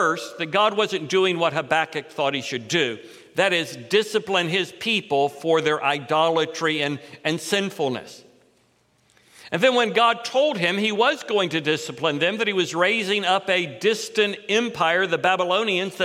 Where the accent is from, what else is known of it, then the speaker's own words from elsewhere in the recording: Titusville, Florida, United States; I was raised in Central Florida, Titusville, Florida, on the East Coast, but I spent many weeks growing up in Ashland, Kentucky at my grandparents'.